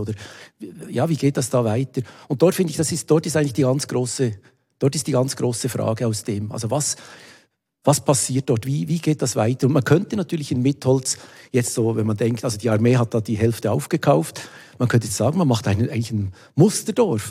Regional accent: Wabern, Bern, Switzerland; moved away as an adult; now in Basel, Switzerland; ich bin in Waben aufgewachsen bei Bern

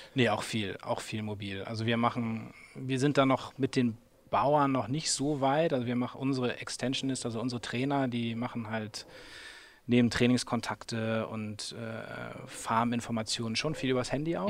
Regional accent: Hamburg, Germany; moved away as an adult; also born or lived in England / Vietnam; ich bin halt dann schon in Hamburg geboren

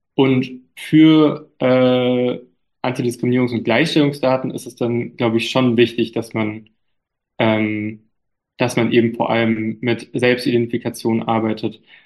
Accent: Germany; ich bin ein türkischer Junge, aber ich bin in Deutschland aufgewachsen und hier geboren

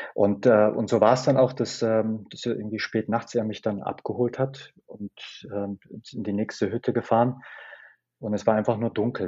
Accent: Germany; aus Deutschland

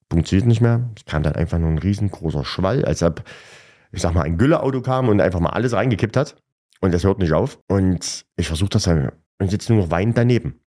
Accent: Gera, Thuringia, Germany; Ich wurde in Gera geboren und lebe seitdem auch nur in Gera. Ich liebe Gera

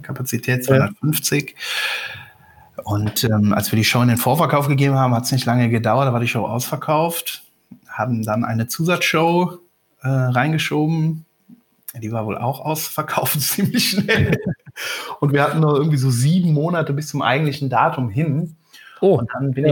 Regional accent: Rhineland-Palatinate, Germany; komme ja von der Mosel

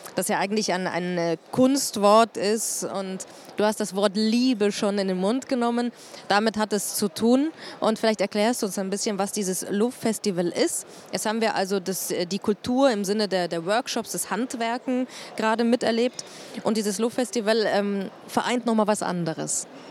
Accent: Munich, Bavaria, Germany; Ich ähm, komme aus München, ich liebe mein, meine Stadt

